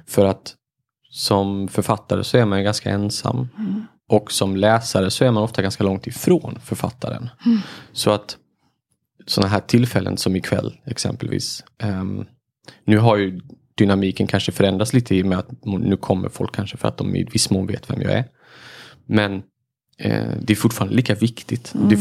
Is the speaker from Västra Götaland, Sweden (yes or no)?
no; Marbäck, Halland County, Sweden; i mina hemtrakter, liksom. Mm. Marbäck, Tofta sådär